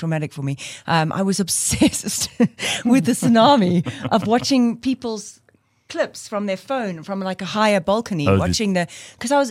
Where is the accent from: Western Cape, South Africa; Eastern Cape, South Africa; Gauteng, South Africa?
Western Cape, South Africa; Cape Town; moved away as an adult; now in Johannesburg, South Africa; I moved from Cape Town at 27 to Joburg